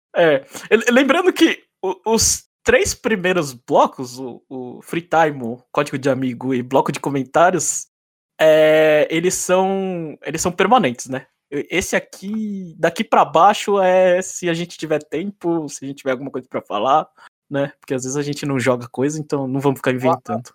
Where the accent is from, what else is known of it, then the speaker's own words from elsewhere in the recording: São Paulo, Brazil; now in Nagano, Japan; tô morando em Nagano, no Japão, mas eu sou de São Paulo